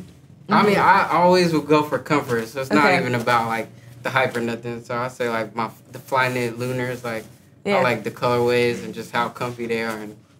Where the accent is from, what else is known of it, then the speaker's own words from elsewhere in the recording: Tracy, California, United States; I grew up in Tracy, so it was like small. We had nothing to do.